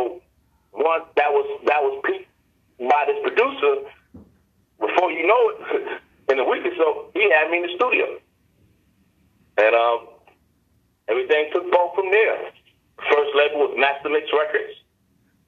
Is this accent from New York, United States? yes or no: yes; New York City, New York, United States; born and raised in the Bronx